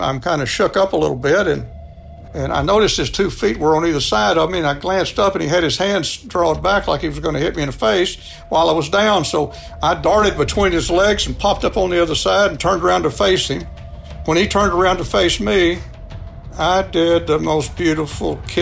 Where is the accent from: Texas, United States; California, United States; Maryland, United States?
Texas, United States; I'm from Texas, too